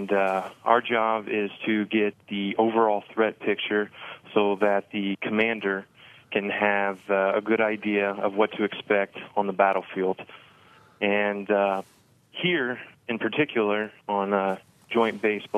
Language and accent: English; Evansville, Indiana, United States; moved away as an adult; now in Bloomington, United States; I enlisted with the 163rd Field Artillery Battalion in Evansville, where I was born and raised